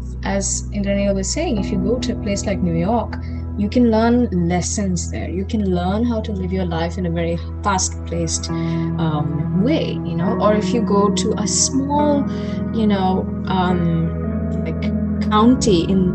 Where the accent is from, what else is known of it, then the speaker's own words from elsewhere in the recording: Kolkata, West Bengal, India; moved away as an adult; now in Munich, Germany; we're coming from Calcutta, we're coming from a very historically rich place